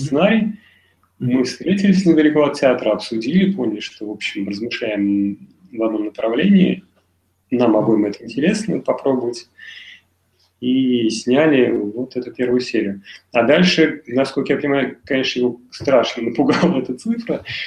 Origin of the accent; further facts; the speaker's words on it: Nizhny Novgorod, Nizhny Novgorod Oblast, Russia; moved away as an adult; now in Moscow, Russia; Я из Нижнего Новгорода